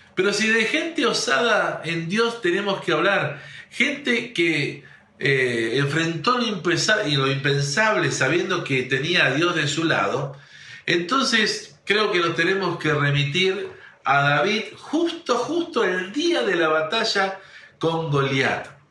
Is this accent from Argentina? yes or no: yes; northern Santa Fe, Argentina; somos unos santafesinos del, unos changos santafesinos del norte, algunos rejuntados, uno de, de, Rosario, otro de Córdoba, otro de ahí